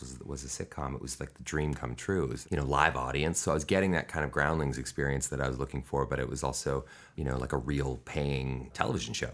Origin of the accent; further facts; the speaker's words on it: Vancouver, British Columbia, Canada; I was born in Vancouver, British Columbia, Canada